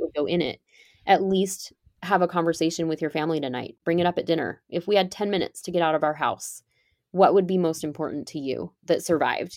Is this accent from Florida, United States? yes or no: no; California, United States; So I grew up in California and I ended up back here. I live in California now.